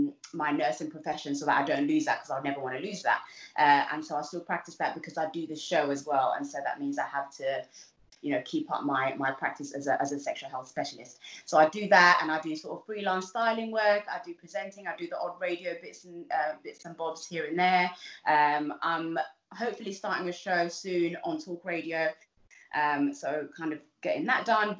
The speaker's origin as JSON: {"language": "English", "region": "London", "country": "United Kingdom", "tie": "born or raised there", "also_born_or_lived": "Uganda", "said": "I grew up in Southeast London, in somewhere, a little place called East Dulwich"}